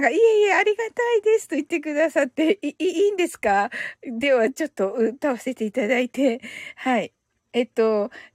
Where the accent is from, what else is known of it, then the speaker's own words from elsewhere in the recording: Kyushu, Japan; 私やっぱりね、特に九州人だから